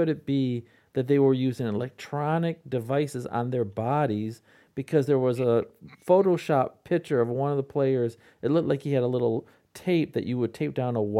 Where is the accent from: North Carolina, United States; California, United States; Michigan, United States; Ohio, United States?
Michigan, United States; Midland; my hometown of Midland, Michigan